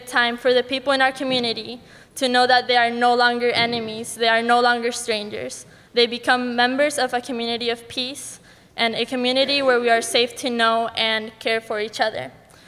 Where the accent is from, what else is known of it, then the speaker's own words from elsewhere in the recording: Colombia; moved away; also born or lived in Ecuador; I'm from Colombia, but I lived in Ecuador for 10 years.